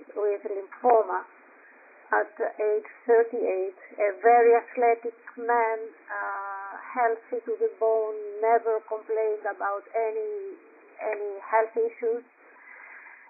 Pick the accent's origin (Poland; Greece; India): Greece; Athens, Attica; English is a second language; moved away as an adult; also born or lived in Montreal, Canada; now in Florida, United States; I was born and raised in Athens in Greece